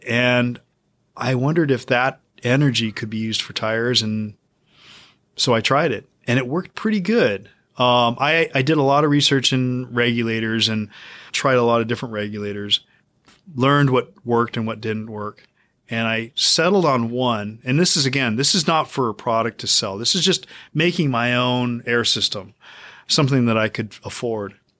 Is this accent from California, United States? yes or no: yes; Lodi, California, United States; I grew up in Lodi, which is where our shop is